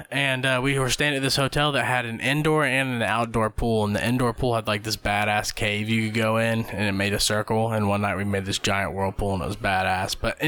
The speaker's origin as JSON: {"language": "English", "region": "Ohio", "country": "United States", "said": "I was from Ohio."}